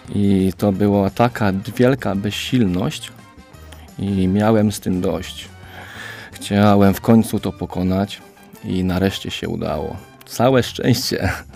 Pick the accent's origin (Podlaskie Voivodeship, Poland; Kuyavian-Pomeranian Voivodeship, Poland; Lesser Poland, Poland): Lesser Poland, Poland; Oświęcim; mam 29 lat i pochodzę z Oświęcimia